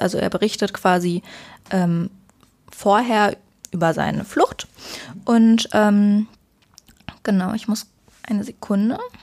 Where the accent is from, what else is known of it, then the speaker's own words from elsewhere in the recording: near Cologne, North Rhine-Westphalia, Germany; ich komme jetzt nicht direkt aus Köln, aber aus der Nähe von Köln und pendel dann hin und her